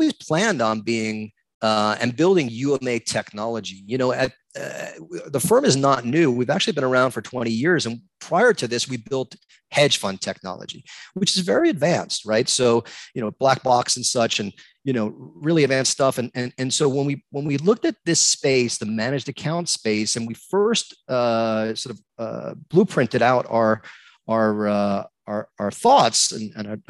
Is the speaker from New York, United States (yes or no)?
yes; New York, United States; moved away as an adult; also born or lived in Manhattan, New York; now in West Palm Beach, United States; growing up in New York my whole life